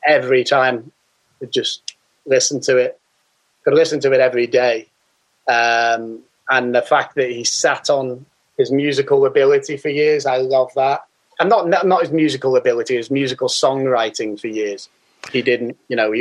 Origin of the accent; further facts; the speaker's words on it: Liverpool, North West England, United Kingdom; now in London, United Kingdom; I'm from Liverpool